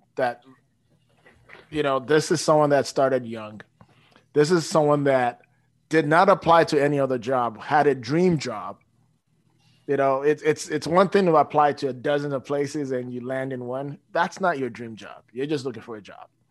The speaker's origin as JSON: {"language": "English", "town": "Toronto", "region": "Ontario", "country": "Canada", "moved": "as an adult", "lives_now": "Frankfort, United States", "said": "I'm from Toronto."}